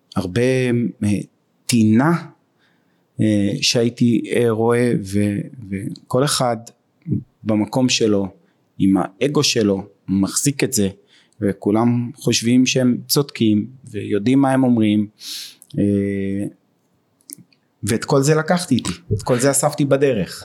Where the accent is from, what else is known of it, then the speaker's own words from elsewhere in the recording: Beersheba, Southern District, Israel; אני מבאר שבע כל חיי בבאר שבע